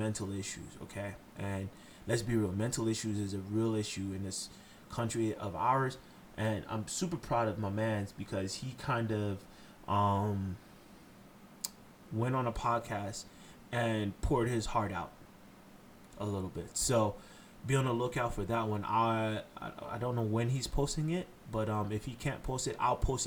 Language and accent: English; Haiti; I'm Haitian. I'm from Haiti